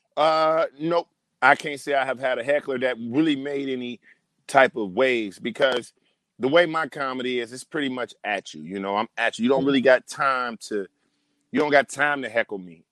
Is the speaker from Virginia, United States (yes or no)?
no; Detroit, Michigan, United States; moved away as an adult; now in Los Angeles, United States; I'm from Detroit, Michigan